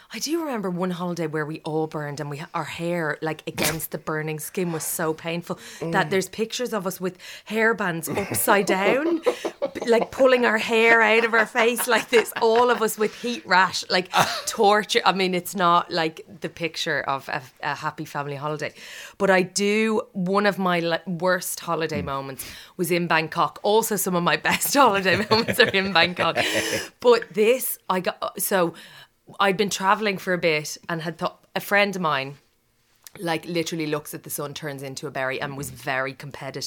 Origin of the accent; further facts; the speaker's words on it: Ireland; moved away as an adult; now in London, United Kingdom; I'm Irish